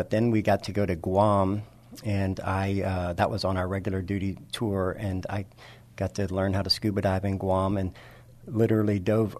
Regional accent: Nacogdoches, Texas, United States; moved away as an adult; also born or lived in Germany; now in San Antonio, United States; Originally, I'm from Nacogdoches, Texas, and for those that don't know, go ahead and look that up. It is the oldest recorded town in Texas. That doesn't make me the oldest person, but that's where I come from. I left there when I was 18 years old

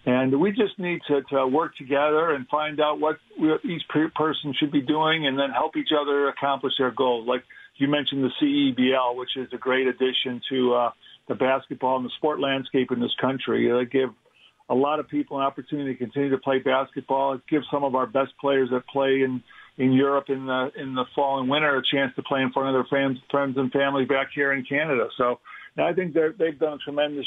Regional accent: Chicago, Illinois, United States; moved away as an adult; also born or lived in Denver / Toronto; a big firm in Chicago, Illinois, my hometown

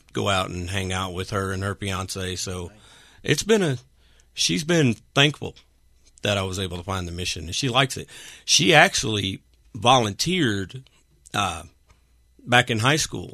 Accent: Arkansas / Texas, United States; now in Washington, Pennsylvania, United States; I'm originally from Arkansas

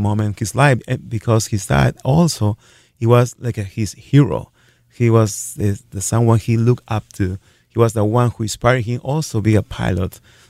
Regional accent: Lima, Peru; moved away as an adult; also born or lived in Worthington, Minnesota; now in Sioux Falls, United States; I am from Lima, Peru.

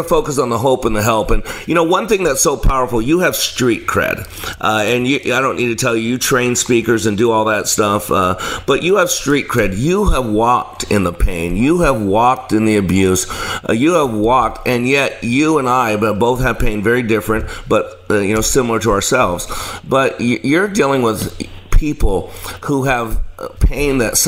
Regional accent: Dallas, Texas, United States

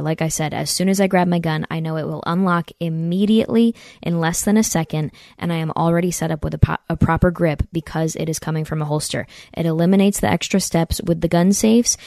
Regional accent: near Saratoga Springs, upstate New York, United States; I'm from upstate New York, near Saratoga Springs, New York.

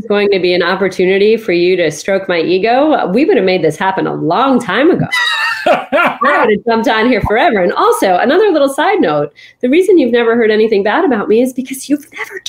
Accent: New Jersey, United States; just like my being the daughter of immigrants, just like my growing up in New Jersey

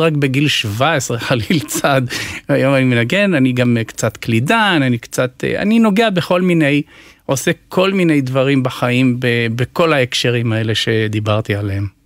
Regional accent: Jerusalem, Jerusalem District, Israel; also born or lived in Netivot; ההורים שלי בנתיבות, אני עברתי לגיל 6 לפנימייה, לבית חינוך עיוורים בירושלים

